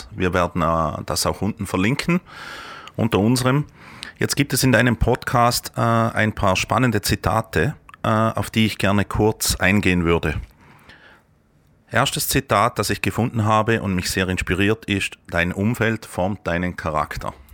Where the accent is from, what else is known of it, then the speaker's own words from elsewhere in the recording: Vorarlberg, Austria; Jetzt kommen wir ja in Vorarlberg aus dem Ländle.